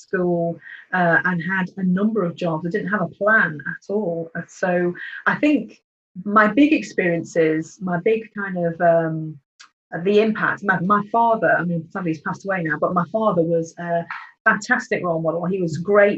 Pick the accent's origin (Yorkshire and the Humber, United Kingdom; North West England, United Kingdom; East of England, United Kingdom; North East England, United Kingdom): North West England, United Kingdom; Cheshire; I was brought up in Cheshire, very rural upbringing